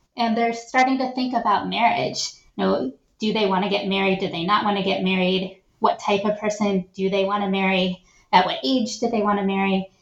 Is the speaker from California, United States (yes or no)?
no; Shaker Heights, Ohio, United States; I grew up in Shaker Heights, Ohio, which is a wealthy suburb of Cleveland. And then right before I was starting seventh grade, we moved to rural Ohio